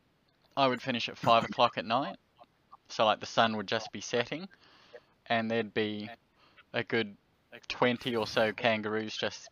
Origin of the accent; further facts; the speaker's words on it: New Zealand; moved away as an adult; now in Australia; growing up in New Zealand